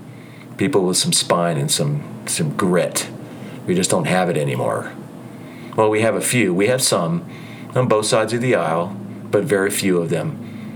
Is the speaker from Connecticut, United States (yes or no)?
no; Ohio, United States; also born or lived in New Jersey / California / Utah / Idaho; I lived in New Jersey for 32 years. I raised my kids there. I grew up in Ohio. I lived in California. I lived in Utah before. I've lived in Idaho.